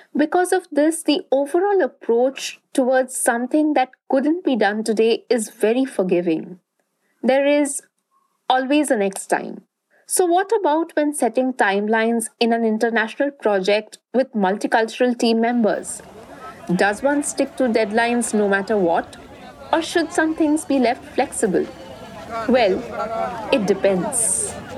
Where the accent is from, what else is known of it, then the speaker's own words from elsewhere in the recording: Durgapur, West Bengal, India; where I grew up in Durgapur, a small town in eastern India